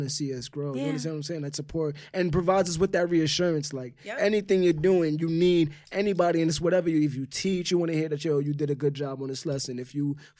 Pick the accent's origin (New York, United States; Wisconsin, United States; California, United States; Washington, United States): New York, United States; New York City; we're from the Bronx